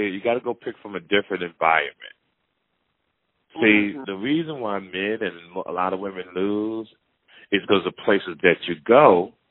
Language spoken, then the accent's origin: English; Michigan, United States; born or raised there; moved away; also born or lived in West Bloomfield, Michigan